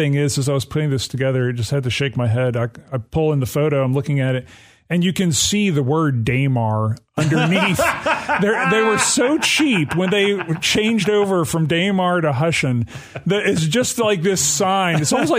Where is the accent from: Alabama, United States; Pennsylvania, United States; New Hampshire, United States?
Alabama, United States; Yeah, it's near my hometown.